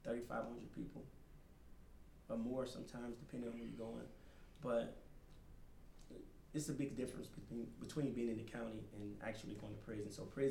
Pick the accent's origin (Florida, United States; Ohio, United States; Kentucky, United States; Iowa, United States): Florida, United States; Yes, I was part of the Florida crew.